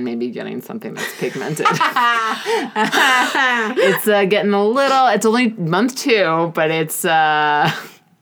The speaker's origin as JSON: {"language": "English", "region": "New York", "country": "United States", "tie": "born or raised there", "said": "I'm from New York"}